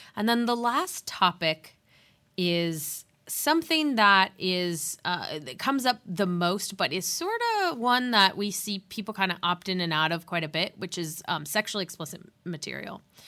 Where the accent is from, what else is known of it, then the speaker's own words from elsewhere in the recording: San Diego, California, United States; also born or lived in Santa Barbara, California; growing up in San Diego